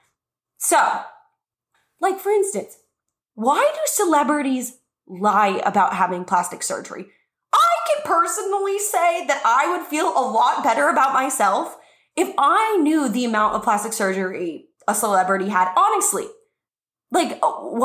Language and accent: English; New Mexico, United States; moved away as an adult; now in Los Angeles, United States; my whole life growing up in New Mexico, I was like, I don't fit in New Mexico.